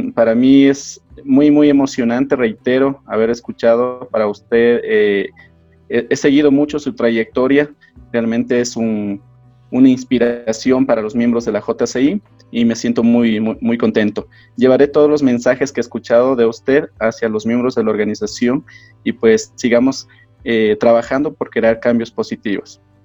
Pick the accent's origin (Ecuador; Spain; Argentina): Ecuador; desde mi país